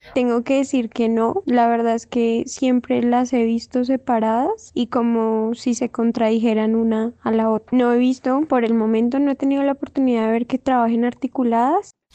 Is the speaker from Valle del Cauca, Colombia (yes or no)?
no; Putumayo, Colombia; yo vengo del Putumayo